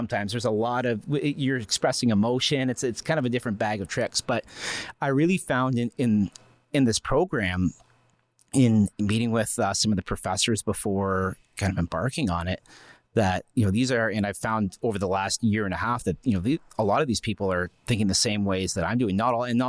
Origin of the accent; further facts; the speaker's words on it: Strathroy, Ontario, Canada; Like I'm not from Huron County originally.